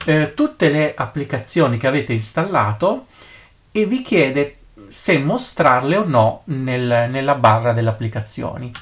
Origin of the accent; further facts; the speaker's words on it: Italy; nel mio paese eh, d'Italia